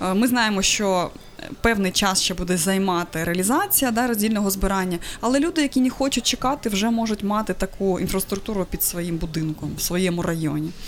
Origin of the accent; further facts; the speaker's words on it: Crimea, Ukraine; moved away; я взагалі з Криму